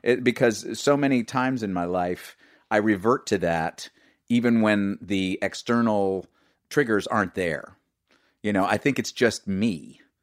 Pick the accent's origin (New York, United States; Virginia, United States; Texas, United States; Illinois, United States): New York, United States; New York City; I grew up in New York City.